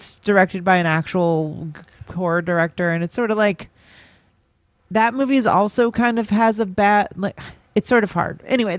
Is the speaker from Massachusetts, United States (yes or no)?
yes; Boston, Massachusetts, United States; I'm from Boston.